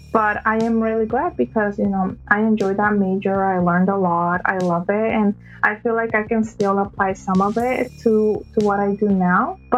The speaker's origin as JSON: {"language": "English", "region": "California", "country": "United States", "also_born_or_lived": "Mexico", "said": "Like you said … I am from California, born in Mexico"}